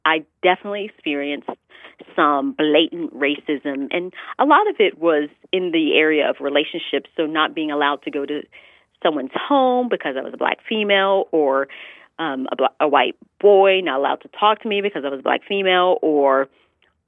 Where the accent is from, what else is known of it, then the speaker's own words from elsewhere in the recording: the South, United States; growing up in the South, I had a great childhood, but I definitely experienced some blatant racism